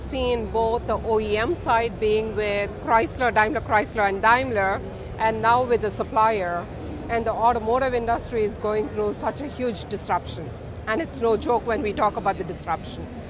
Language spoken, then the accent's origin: English; India; now in Detroit, United States; I'm from India, I'm a Detroit implant. So I'm very proud to say I'm from Michigan.